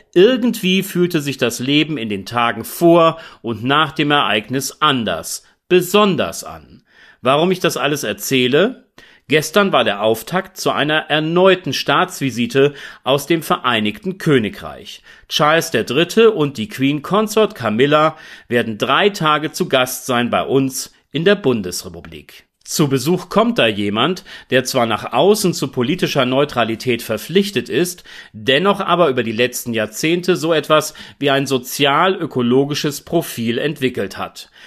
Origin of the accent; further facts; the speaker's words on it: Celle, Lower Saxony, Germany; meine Geburtsstadt Celle